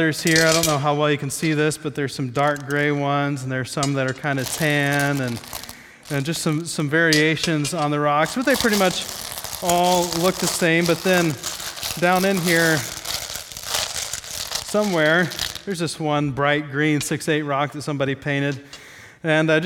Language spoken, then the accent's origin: English; Midwest, United States; I grew up in the Midwest